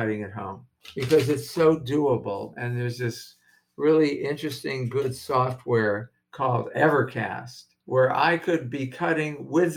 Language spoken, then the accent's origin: English; Los Angeles, California, United States; I am born and raised in Los Angeles